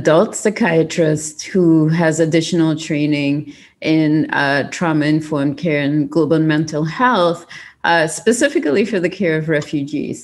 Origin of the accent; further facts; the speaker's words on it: Trinidad & Tobago; moved away as an adult; also born or lived in California / Maryland; now in United States; I am from Trinidad and Tobago in the Caribbean